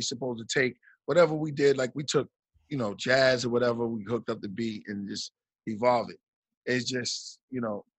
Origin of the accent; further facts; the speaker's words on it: New York, United States; moved away; I'm from New York